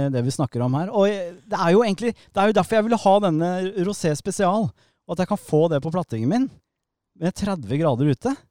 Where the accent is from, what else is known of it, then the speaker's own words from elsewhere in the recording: Nordre Follo, Akershus, Norway; nå vet jo folk at jeg er fra Nordre Follo. Jeg bor i et tyrolerhus.